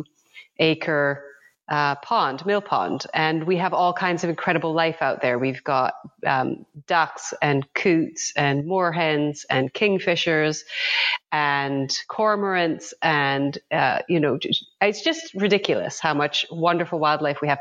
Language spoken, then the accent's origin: English; Western Canada, Canada; also born or lived in Hong Kong; now in United Kingdom; I grew up in Western Canada